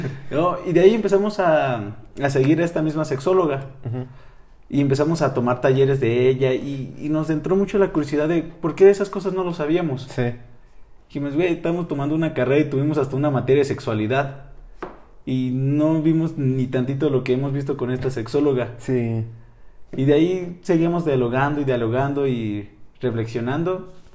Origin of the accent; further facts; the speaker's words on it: Nuevo Casas Grandes, Chihuahua, Mexico; soy de Chihuahua, de un pequeño poblado llamado Nuevo Casas Grandes.